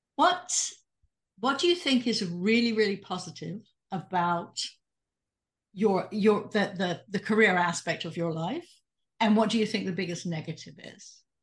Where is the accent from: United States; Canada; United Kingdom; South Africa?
United Kingdom; being British